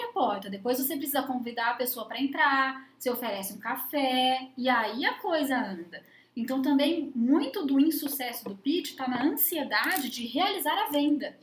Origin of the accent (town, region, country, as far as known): Brazil